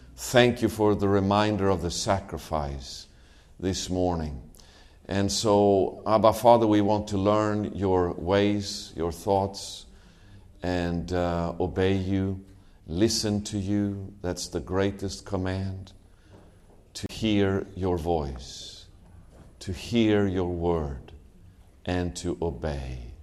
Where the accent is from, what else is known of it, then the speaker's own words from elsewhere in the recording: Sweden; moved away as an adult; now in Israel; I'm from Sweden, but um, me and my family, we have been living in Israel for nine years.